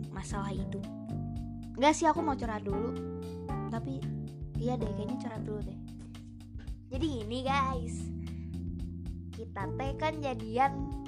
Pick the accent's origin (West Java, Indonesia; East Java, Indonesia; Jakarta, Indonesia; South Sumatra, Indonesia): West Java, Indonesia; Bandung; btw btw aku tuh dari Bandung jadi uh, aku tinggal di Bandung di Bandung tuh sekarang lagi musim hujan